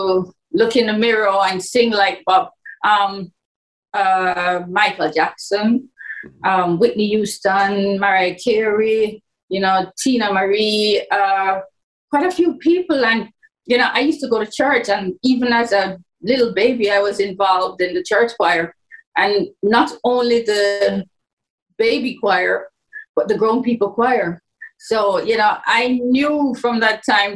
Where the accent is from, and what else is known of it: Jamaica; born or raised there